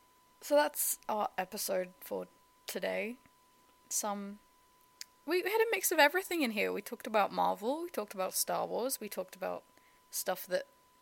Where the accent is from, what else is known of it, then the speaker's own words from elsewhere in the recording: England, United Kingdom; I grew up in England.